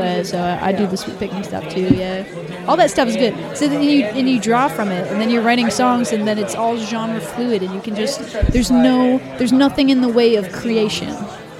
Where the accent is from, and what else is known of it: Massachusetts, United States